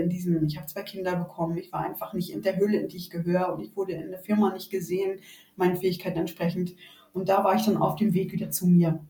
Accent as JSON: {"language": "German", "town": "Rostock", "region": "Mecklenburg-Vorpommern", "country": "Germany", "tie": "born or raised there", "accent": "North German", "moved": "as an adult", "lives_now": "Mühldorf am Inn, Germany", "said": "ich bin an der Ostsee geboren, in der schönen Stadt Rostock, Hansestadt Rostock im Jahre 73 ähm, und bin quasi in der DDR groß geworden bis zu meinem 16. Lebensjahr"}